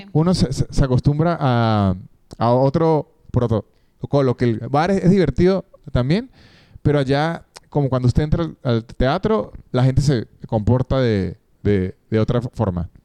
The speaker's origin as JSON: {"language": "Spanish", "town": "San Cristóbal", "region": "Táchira", "country": "Venezuela", "also_born_or_lived": "Caracas", "moved": "yes", "lives_now": "Argentina", "said": "yo no soy de Caracas, la capital de, Venezuela, yo soy de San Tobal"}